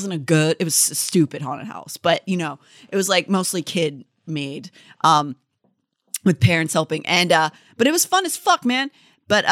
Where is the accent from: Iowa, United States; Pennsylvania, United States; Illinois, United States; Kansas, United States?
Pennsylvania, United States; growing up in Pennsylvania